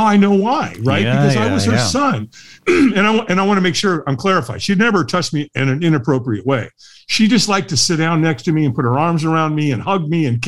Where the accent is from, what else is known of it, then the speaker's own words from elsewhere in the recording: Long Beach, California, United States; also born or lived in Hollywood, California; I moved from Hollywood to Long Beach, California